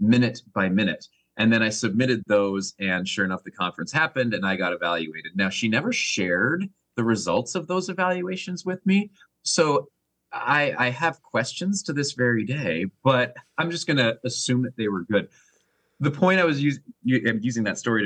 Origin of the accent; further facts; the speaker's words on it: Canada; I'm from Canada